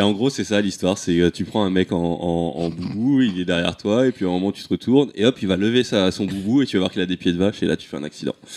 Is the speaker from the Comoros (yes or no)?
yes; Comoros; je suis comorien.